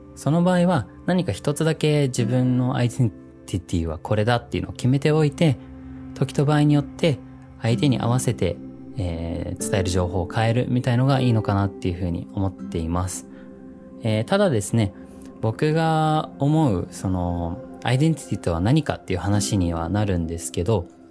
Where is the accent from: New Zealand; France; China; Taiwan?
New Zealand; moved away as an adult; now in Japan; 実はニュージーランドで生まれ育ってで0歳から18歳までニュージーランドにいました